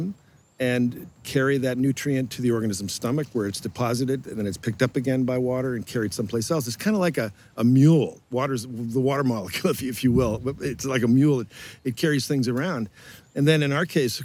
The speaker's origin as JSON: {"language": "English", "area": "outside of Boston", "region": "Massachusetts", "country": "United States", "tie": "born or raised there", "said": "I grew up outside of Boston, in a rural area, not close to the ocean"}